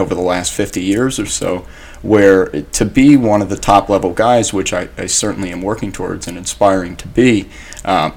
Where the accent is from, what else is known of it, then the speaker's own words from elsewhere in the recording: Ocean Township, New Jersey, United States; also born or lived in Long Branch, New Jersey; I'm originally from Long Branch and moved to Ocean Township when I was about 10 years old.